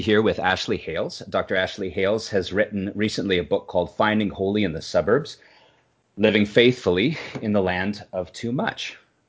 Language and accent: English; Burnaby, British Columbia, Canada; I'm also a suburban kid. I grew up in Burnaby, which is a suburb of Vancouver on the west coast of Canada.